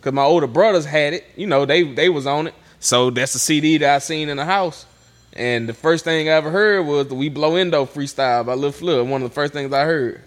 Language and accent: English; Vidalia, Louisiana, United States; I'm from Vidalia, Louisiana.